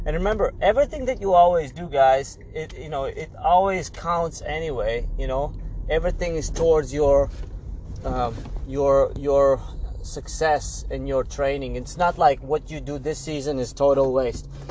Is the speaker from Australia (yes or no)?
no; Latvia; now in United States; my original country, I'm from Latvia originally